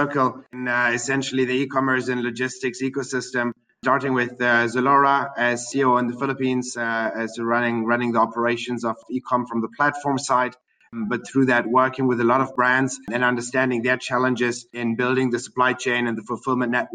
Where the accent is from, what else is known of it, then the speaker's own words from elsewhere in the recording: Germany; moved away as an adult; also born or lived in Berlin, Germany / Russia; now in Singapore; I'm born and raised in Germany.